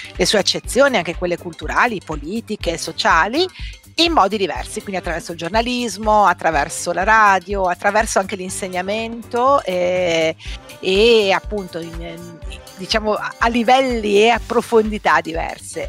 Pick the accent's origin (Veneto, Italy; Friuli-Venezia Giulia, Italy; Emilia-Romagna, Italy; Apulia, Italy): Veneto, Italy; Treviso; moved away; io sono di Treviso, non volevo restare a Treviso